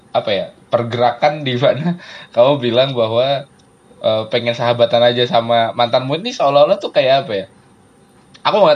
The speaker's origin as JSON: {"language": "Indonesian", "town": "Yogyakarta", "region": "Special Region of Yogyakarta", "country": "Indonesia", "said": "Aku ini orang Jogja asli loh."}